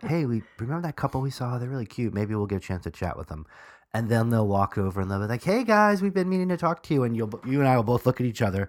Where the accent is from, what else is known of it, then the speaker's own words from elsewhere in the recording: New York, United States; I'm from New York